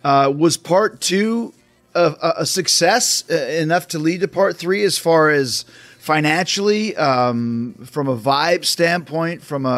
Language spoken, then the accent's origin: English; Canada; moved away; also born or lived in Tennessee; I remember I was living in Tennessee at the time, which was the first place I ever really experienced MTV because I grew up in Canada.